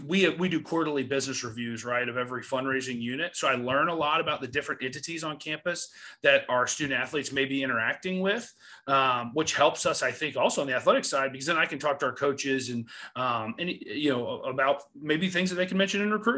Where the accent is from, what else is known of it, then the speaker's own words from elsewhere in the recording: Raleigh, North Carolina, United States; moved away; I grew up in Raleigh.